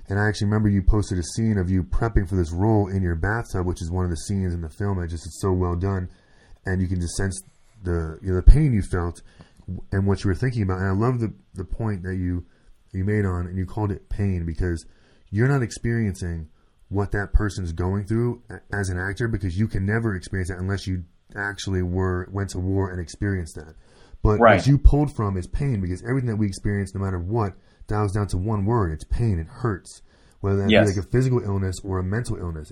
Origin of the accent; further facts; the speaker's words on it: Orlando, Florida, United States; now in New York, United States; we're from Orlando and now live in New York